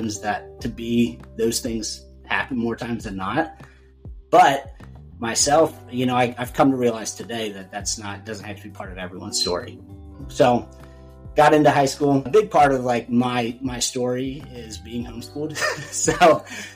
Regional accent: Lawrenceburg, Indiana, United States; I grew up down in Cincinnati, well, just outside of Cincinnati in Lawrenceburg, Indiana, little town down there

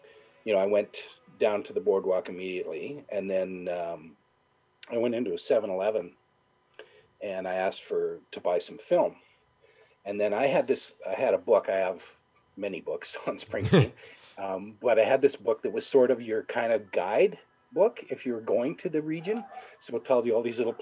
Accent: Lloydminster, Saskatchewan, Canada; I said, Lloydminster, Saskatchewan, Canada

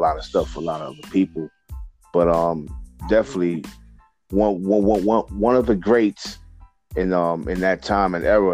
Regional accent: New York City, New York, United States; I'm brought up and raised between the Bronx and Harlem

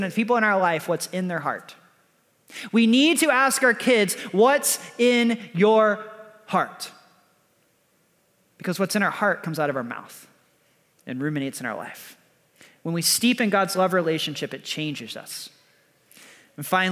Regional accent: Texas, United States; I'm from Texas.

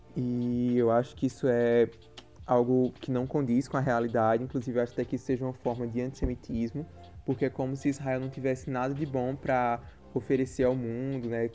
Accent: Campina Grande, Paraíba, Brazil; sou de Campina Grande, Paraíba

